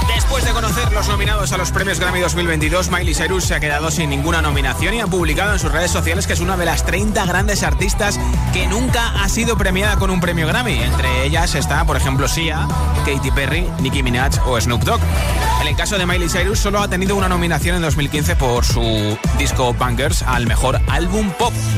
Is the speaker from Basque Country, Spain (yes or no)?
no; Castilla-La Mancha, Spain; buen manchego